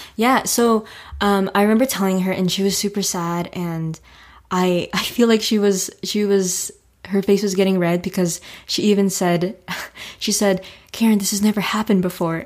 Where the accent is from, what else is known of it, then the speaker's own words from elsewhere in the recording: Florida, United States; also born or lived in Newark, New Jersey; I've lived in Florida for, oh, twenty-three years. So I moved here when I was two.